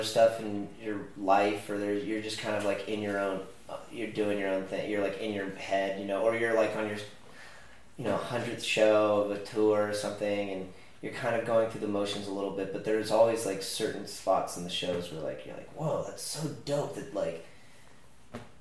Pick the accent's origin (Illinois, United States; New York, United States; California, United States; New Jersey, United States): California, United States; I'm from California